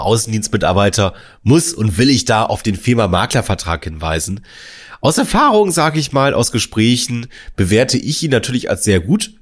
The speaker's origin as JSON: {"language": "German", "region": "Northern Germany", "country": "Germany"}